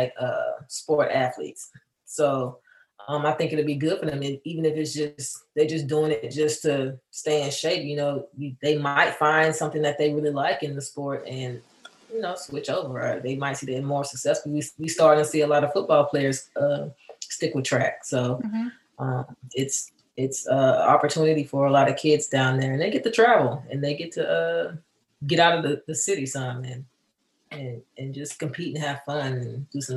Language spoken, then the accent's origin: English; southern Mississippi, United States; moved away; Growing up in Mississippi, or the area of Mississippi where I'm at is with the southern part of Mississippi.